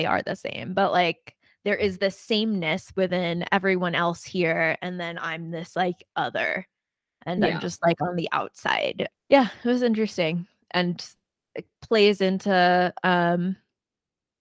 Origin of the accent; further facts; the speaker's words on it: New Jersey, United States; moved away; also born or lived in New York City; I grew up in New Jersey and like, not saying anything bad about South Jersey, but like in a more diverse part of New Jersey